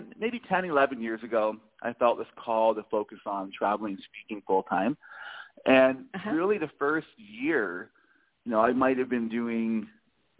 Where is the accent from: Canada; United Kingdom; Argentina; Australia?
Canada; Toronto, Ontario; I was born and raised in Toronto, Canada, a beautiful, amazing city.